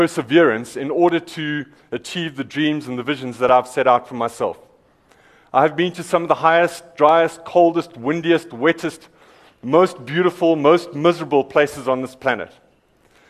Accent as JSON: {"language": "English", "region": "Eastern Cape", "country": "South Africa", "said": "I'm from the Eastern Cape"}